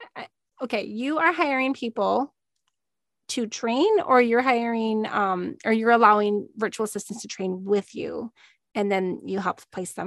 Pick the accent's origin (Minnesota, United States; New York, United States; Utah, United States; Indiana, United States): Minnesota, United States; moved away as an adult; also born or lived in Missouri / Illinois / Arizona; I'm from Minnesota